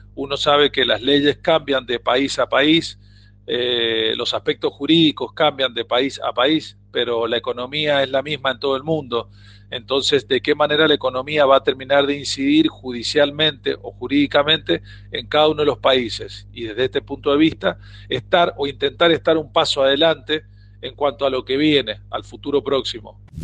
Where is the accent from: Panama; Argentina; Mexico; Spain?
Argentina